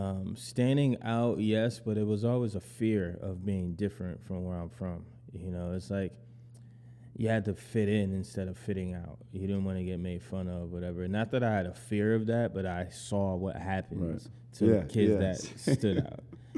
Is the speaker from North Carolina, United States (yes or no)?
no; Syracuse, New York, United States; also born or lived in Brooklyn, New York; now in Jersey City, United States; I'm originally from Syracuse, New York. Mm-hmm. Born and raised there, but now I live around here, New Jersey.